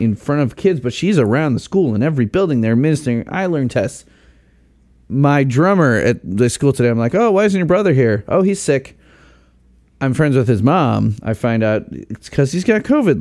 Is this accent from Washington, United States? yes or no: no; Chicago, Illinois, United States; now in Indiana, United States; I grew up in the Chicago burbs